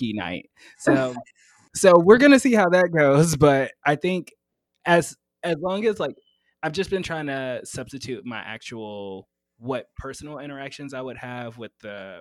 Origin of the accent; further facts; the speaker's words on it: the South, United States; I'm from the South